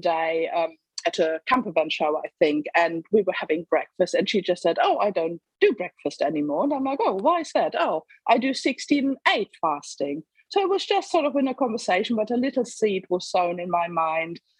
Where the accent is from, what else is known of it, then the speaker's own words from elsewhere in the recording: Germany; moved away as an adult; now in England, United Kingdom; I was born in Germany and lived there for the first 28 years, roughly, of my life. And then met an English bloke and moved to England for love